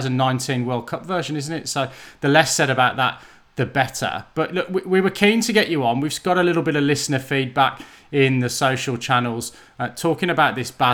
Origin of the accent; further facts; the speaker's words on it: Birmingham, West Midlands, United Kingdom; at Birmingham, my hometown, at the Edgbaston.